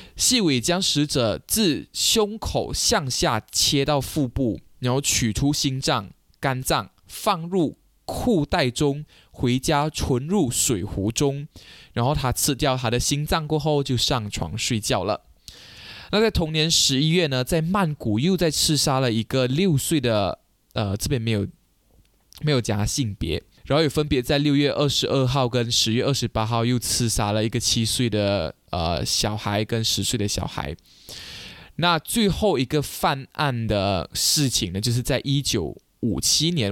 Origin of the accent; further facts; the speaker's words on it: Malaysia; 我们马来西亚人